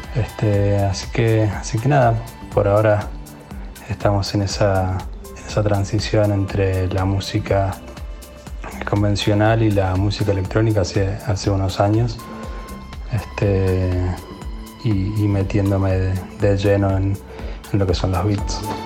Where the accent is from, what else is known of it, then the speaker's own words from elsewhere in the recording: Mendoza, Argentina; soy oriundo de Mendoza